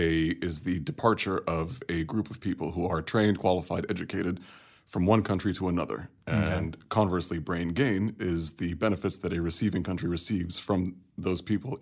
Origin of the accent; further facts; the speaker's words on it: Kuwait; I'm from Kuwait. I live and work there and I come from a really diverse background. I've lived outside Kuwait my whole life up until 2007.